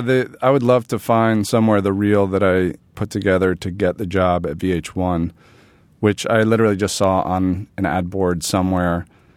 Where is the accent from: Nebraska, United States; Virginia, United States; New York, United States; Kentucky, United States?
New York, United States; New York City; also born or lived in Bedford-Stuyvesant, Brooklyn; I grew up in Manhattan.